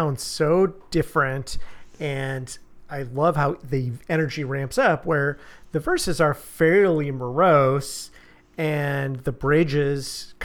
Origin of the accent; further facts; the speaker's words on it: United States; I am an American man born in the 20th century, and I was raised to be stoic